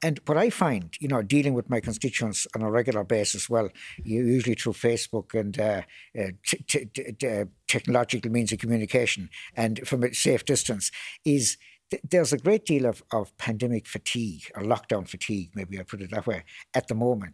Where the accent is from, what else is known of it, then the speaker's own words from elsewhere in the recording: Limerick, Munster, Ireland; my hometown of Limerick